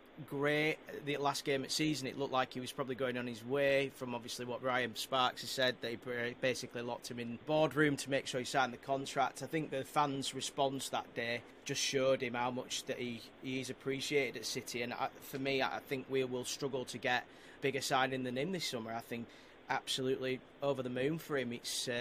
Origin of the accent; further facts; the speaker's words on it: Leeds, Yorkshire and the Humber, United Kingdom; I'm from Leeds.